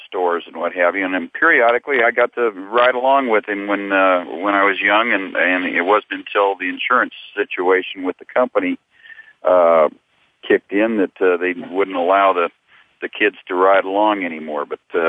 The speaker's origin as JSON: {"language": "English", "town": "Inglewood", "region": "California", "country": "United States", "tie": "born or raised there", "also_born_or_lived": "Santa Barbara, California / Los Angeles, California", "lives_now": "Ventura, United States", "said": "basically grew up in Inglewood and Santa Barbara, and now I live in up in Ventura."}